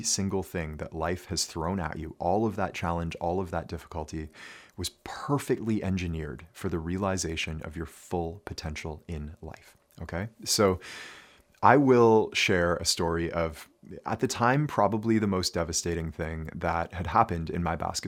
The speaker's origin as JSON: {"language": "English", "region": "Ontario", "country": "Canada", "tie": "born or raised there", "said": "I grew up here in Ontario, in Canada, of course."}